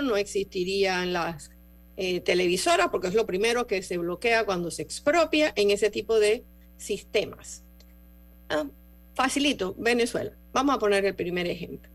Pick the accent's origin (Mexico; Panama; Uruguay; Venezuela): Panama; yo aquí me pongo como panameña